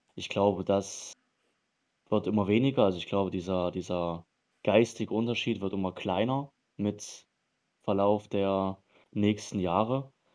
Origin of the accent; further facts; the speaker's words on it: East Germany, Germany; hier bei uns in Ostdeutschland